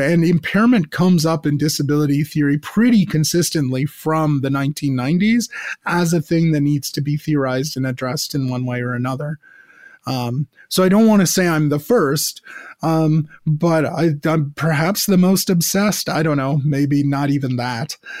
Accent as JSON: {"language": "English", "country": "United States", "tie": "born or raised there", "moved": "yes", "lives_now": "Montreal, Canada", "said": "growing up in the American suburbs, as I did"}